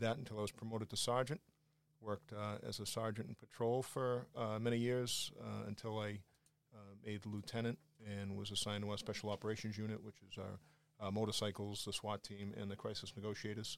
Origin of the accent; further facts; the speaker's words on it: Quincy, Massachusetts, United States; accent: Boston; also born or lived in Brunswick, Georgia; I jumped at the chance to go to work for my hometown